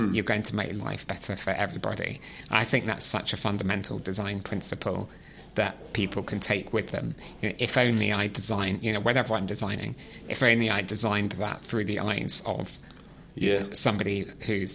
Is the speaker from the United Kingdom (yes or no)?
yes; West Country, South West England, United Kingdom; I grew up in the West Country, in the countryside.